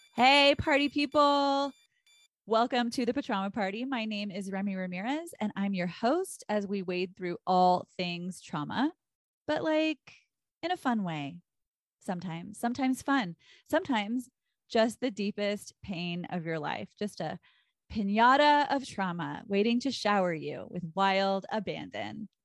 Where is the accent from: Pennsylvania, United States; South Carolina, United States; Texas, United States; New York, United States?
Texas, United States; I'm from Texas